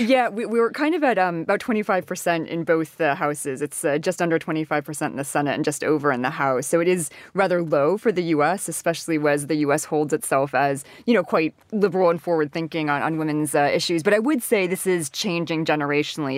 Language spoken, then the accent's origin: English; Washington, District of Columbia, United States; moved away; I come from Washington, D C